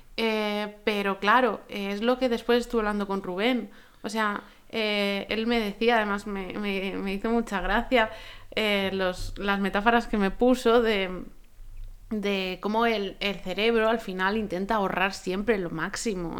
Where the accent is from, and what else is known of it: Spain